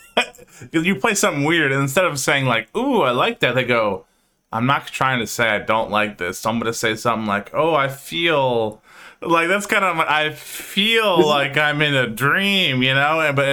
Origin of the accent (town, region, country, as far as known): Dearborn, Michigan, United States